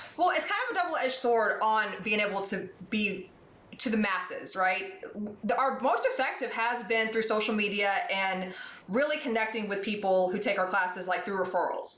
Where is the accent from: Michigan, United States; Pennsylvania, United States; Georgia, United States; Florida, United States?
Georgia, United States; Atlanta; moved away; I'm from Atlanta